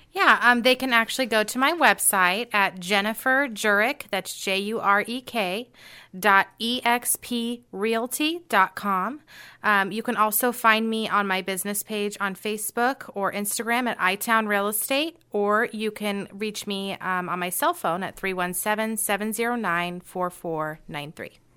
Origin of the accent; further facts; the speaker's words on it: Carmel, Indiana, United States; I was actually raised in Carmel